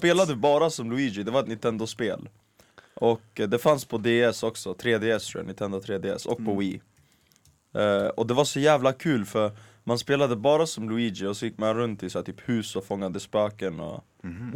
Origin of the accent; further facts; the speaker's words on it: Skärholmen, Stockholm County, Sweden; fotbollsplanen i Skärholmen, Mm. där jag växte upp